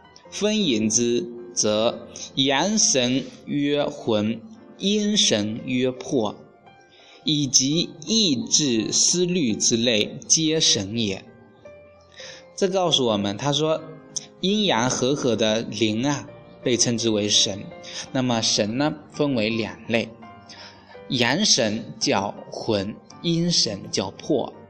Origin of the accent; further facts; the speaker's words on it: China; 外国人呢以出生日期为生日，计算年龄。我们中国人呢是以这个精卵结合的瞬间为生命的开始。